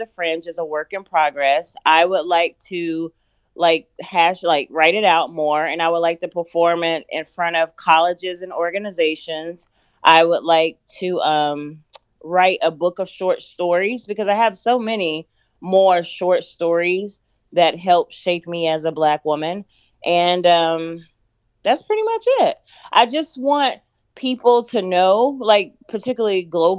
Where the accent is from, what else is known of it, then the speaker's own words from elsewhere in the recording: North Carolina, United States; moved away as an adult; also born or lived in Los Angeles; I decided to get a rental in my home state of North Carolina